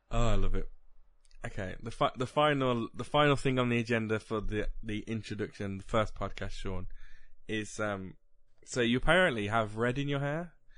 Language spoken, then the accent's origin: English; West Midlands, United Kingdom; we're literally in the part of the country that if you went to Manchester, they would call us Southerners